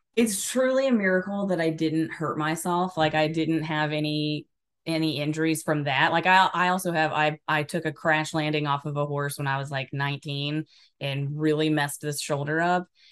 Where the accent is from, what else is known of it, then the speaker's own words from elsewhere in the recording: Alabama, United States; also born or lived in Washington State; now in Washington, United States; I'm originally from Alabama, and I live in Washington State now